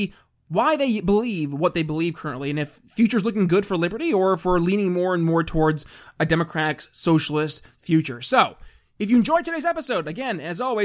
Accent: New York, United States; my home state, New York State

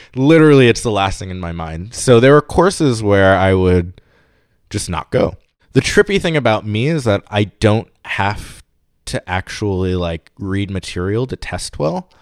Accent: New York City, New York, United States; moved away as an adult; also born or lived in Pittsburgh; I'm from New York. So I grew up in New York City, bouncing between Queens and Brooklyn

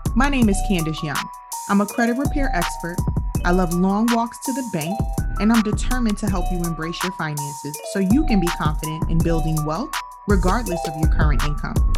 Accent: New York City, New York, United States; I grew up in New York City

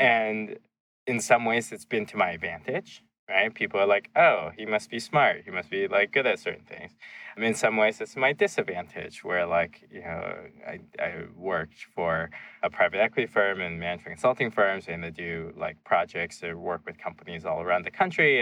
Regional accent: Seattle, Washington, United States; also born or lived in China; when we settled near Seattle, it was in the suburb that we, we were across the street from a dairy farm

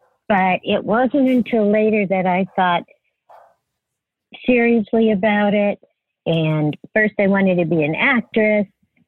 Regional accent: Los Angeles, California, United States; also born or lived in San Francisco; I grew up in the San Fernando Valley in California.

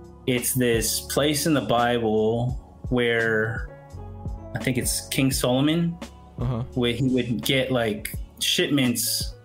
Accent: Philippines; And I'm Filipino, so recently people have been saying it's actually in the Philippines.

